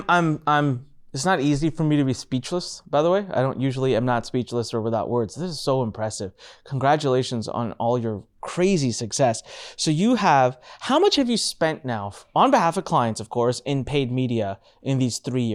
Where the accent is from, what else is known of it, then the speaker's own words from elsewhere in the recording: India; in the ring with someone from across the pond, from the other side of the world, from my home country, from India.